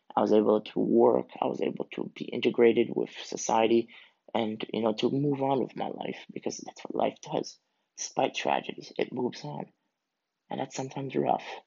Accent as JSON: {"language": "English", "country": "Canada", "tie": "born or raised there", "said": "I am originally from Canada, um, and both my parents are Swiss who moved from Switzerland to Canada to start a new life"}